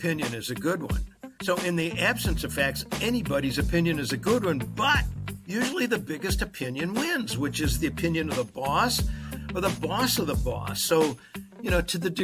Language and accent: English; Chicago, Illinois, United States; now in Raleigh, United States; I was raised in Chicago, Illinois